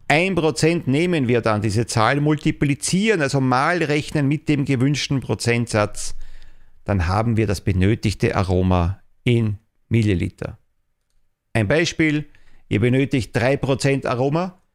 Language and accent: German; Austria; Also bei uns in Österreich Schlussrechnung.